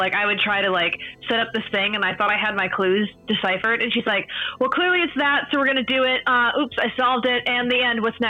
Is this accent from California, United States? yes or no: no; Minnesota, United States; I'm from Minnesota.